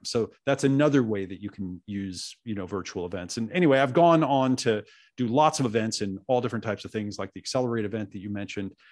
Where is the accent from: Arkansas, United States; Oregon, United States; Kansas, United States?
Oregon, United States; also born or lived in New York; I was born in New York, and they didn't want me to grow up in New York, so they moved to Oregon. So I grew up out in the woods of Oregon with these hippie parents